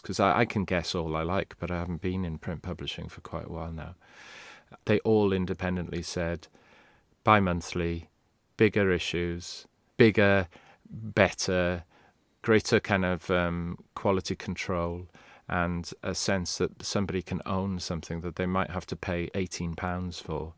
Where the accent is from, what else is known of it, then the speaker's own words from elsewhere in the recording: Swansea, Wales, United Kingdom; first language Welsh; English is a second language; moved away; I grew up in Swansea, where there were no bands ever came to play